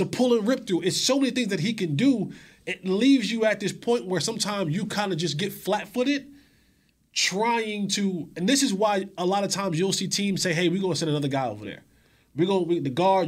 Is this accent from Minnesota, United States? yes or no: no; New Jersey, United States; growing up in New, in, in the Northeast in New, in Jersey